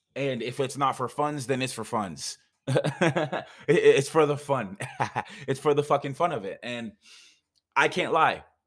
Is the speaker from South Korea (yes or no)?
no; Jamaica; also born or lived in Canada; now in United States; I'm Jamaican.